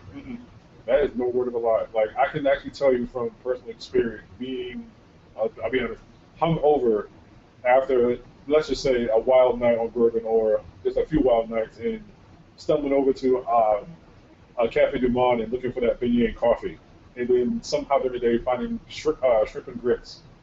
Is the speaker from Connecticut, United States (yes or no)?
yes; Connecticut, United States; moved away; I'm from Connecticut